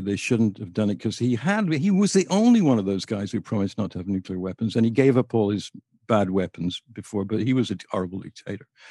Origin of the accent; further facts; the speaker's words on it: near Liverpool, North West England, United Kingdom; moved away; also born or lived in Boston, United States; Liverpool was a very interesting place to me 'cause it was about, mm, thirty-eight miles away from where I lived.